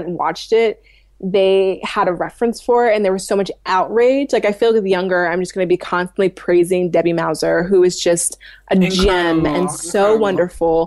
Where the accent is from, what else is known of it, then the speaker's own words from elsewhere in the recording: Virginia, United States; I'm from Virginia